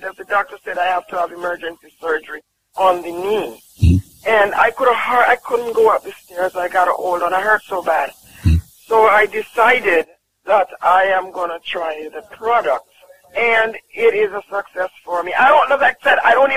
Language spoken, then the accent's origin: English; Jamaica; I'm from Jamaica.